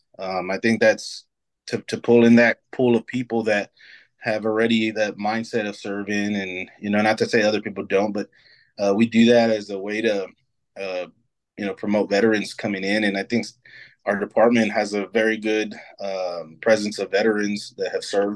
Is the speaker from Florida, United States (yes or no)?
no; San Antonio, Texas, United States; born and raised in San Antonio